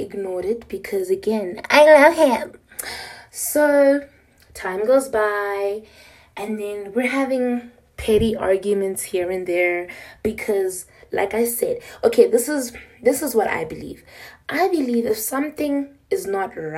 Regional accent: Pretoria, Gauteng, South Africa; I'm from South Africa, Pretoria

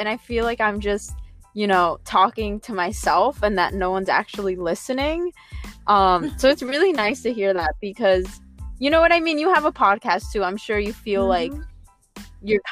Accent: Connecticut, United States; I'm from Connecticut

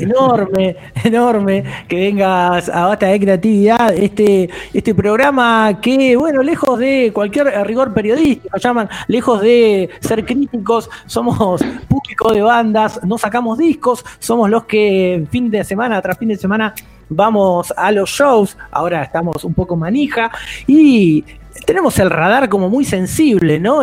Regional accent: Buenos Aires Province, Argentina; Soy del Conurba

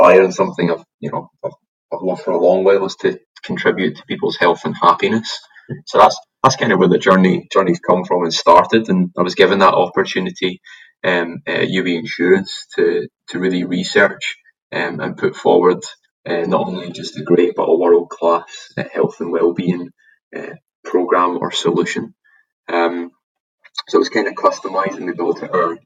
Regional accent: Glasgow, Scotland, United Kingdom; moved away as an adult; now in Sunshine Coast, Australia; I'm from Glasgow originally, so I'm an immigrant to Australia

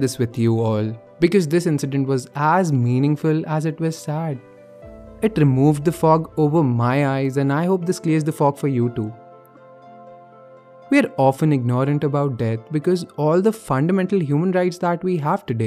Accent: Bhopal, Madhya Pradesh, India; moved away as an adult; now in Delhi, India; I came to Bhopal, my hometown

